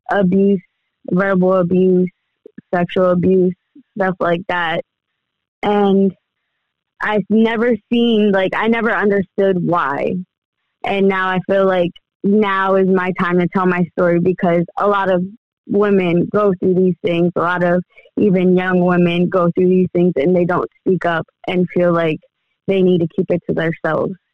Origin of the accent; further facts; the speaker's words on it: Allentown, Pennsylvania, United States; also born or lived in Uniontown; I was born in Allentown, uh, raised in Allentown, and moved around a lot. I lived in Uniontown over between Pittsburgh and Maryland for a little bit.